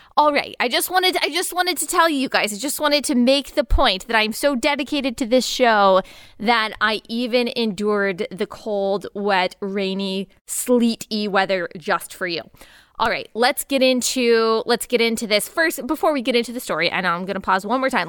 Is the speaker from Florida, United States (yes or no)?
no; Texas, United States; I was raised in Texas